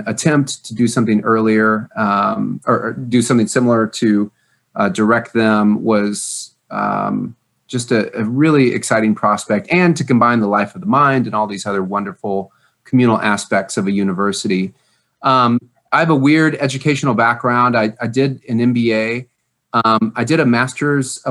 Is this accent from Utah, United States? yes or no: no; Louisville, Kentucky, United States; moved away; also born or lived in Indianapolis, Indiana; I'm from Louisville, Kentucky